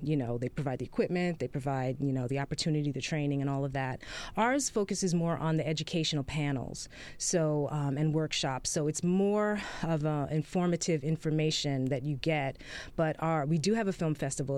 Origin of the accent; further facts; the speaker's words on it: New York, United States; now in Atlanta, United States; I'm originally from New York